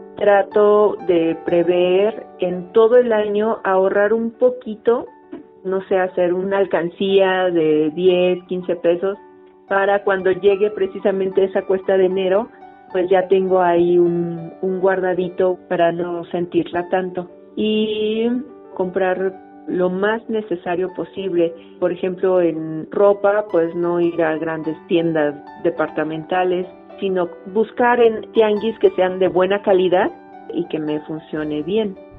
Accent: Mexico City, Mexico; soy de la Ciudad de México.

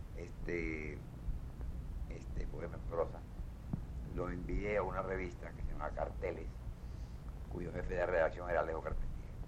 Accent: Bejucal, Mayabeque, Cuba; Tenía yo ocho años cuando en el parque de mi pueblo pueblecito que está cerca de La Habana, que se llama Bejucal

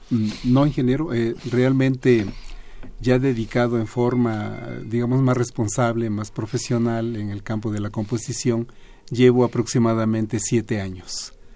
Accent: Guerrero, Mexico; now in Mérida, Mexico; yo soy de Gilotepec, un poblado pequeño del estado de Guerrero

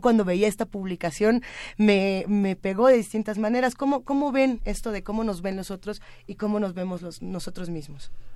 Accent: Mexico; yo siendo mexicana, viviendo en esta ciudad

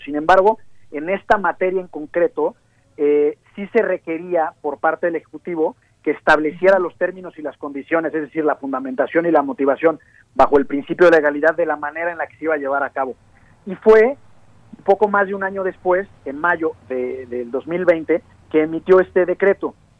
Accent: Mexico; nosotros como mexicanos

